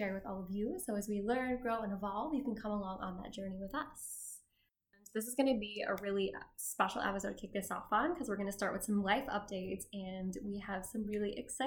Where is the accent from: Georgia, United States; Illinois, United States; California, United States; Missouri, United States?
Illinois, United States; a few hours from Chicago; now in Chicago, United States; I grew up not in Chicago, but a few hours from here, and there's this big light show in Peoria